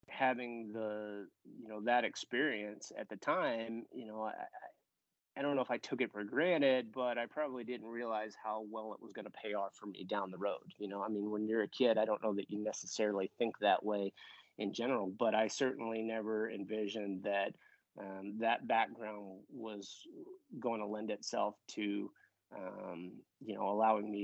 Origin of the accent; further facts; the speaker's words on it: Southern California, United States; when I was growing up on the West Coast